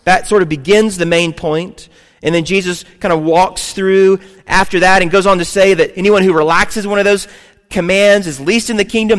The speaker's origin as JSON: {"language": "English", "region": "the South", "country": "United States", "tie": "born or raised there", "said": "I grew up in the South"}